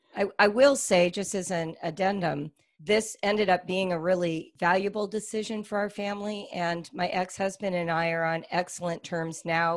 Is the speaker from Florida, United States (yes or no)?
no; California, United States; we're from California